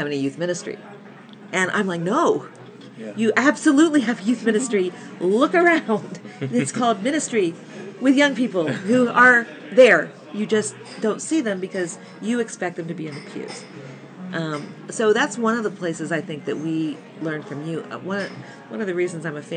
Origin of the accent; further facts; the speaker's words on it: United States; I'm American